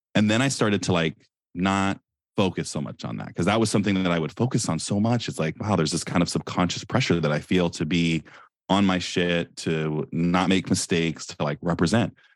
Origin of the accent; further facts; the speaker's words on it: Silicon Valley, California, United States; I'm from Silicon Valley.